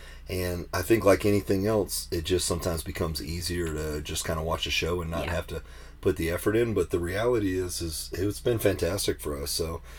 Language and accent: English; the South, United States; I'm from the South.